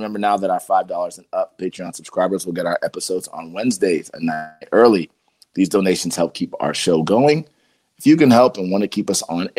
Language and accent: English; Columbus, Ohio, United States; I grew up in Columbus. I went to St. Francis de Sales, but I was in Dublin all the time.